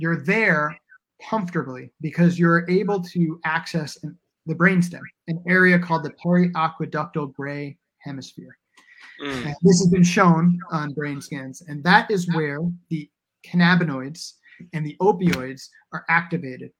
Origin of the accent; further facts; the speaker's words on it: New York, United States; now in Portland, United States; I grew up in the Lower East Side